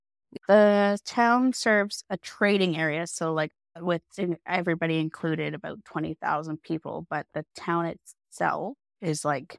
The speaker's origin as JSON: {"language": "English", "town": "High Level", "region": "Alberta", "country": "Canada", "said": "I am from High Level, Alberta, so way at the top of Alberta."}